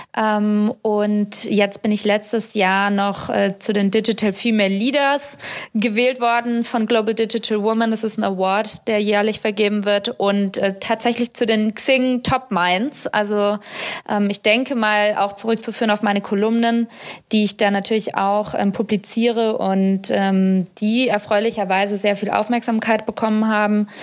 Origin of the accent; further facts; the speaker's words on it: Germany; ich komme aus Deutschland